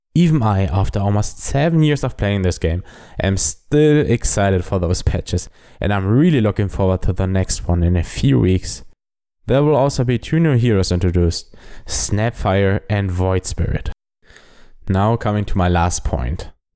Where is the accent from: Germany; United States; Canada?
Germany; accent: German; English is a second language; I am a German